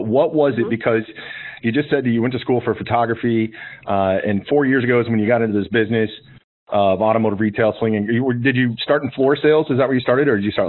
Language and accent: English; Kansas, United States; I grew up in Kansas.